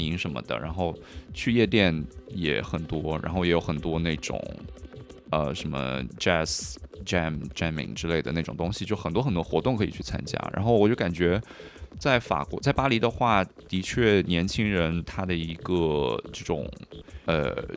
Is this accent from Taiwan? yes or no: no; Hunan, China; also born or lived in Guangdong / Paris / Berlin; now in Shanghai, China; 我是老家湖南，然后现在家在广东那边。嗯。呃，但是我过去大概八年的时间都在欧洲，嗯。有四年在巴黎，然后后四年是在柏林那边的。嗯。呃，现在就是在上海